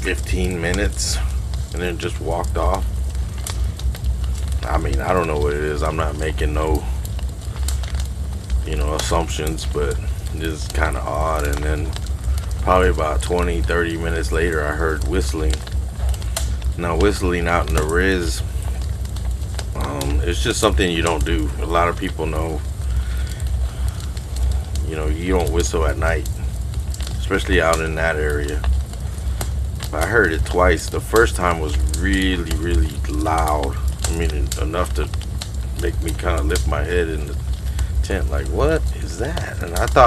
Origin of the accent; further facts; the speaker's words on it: Texas, United States; I'm being from Texas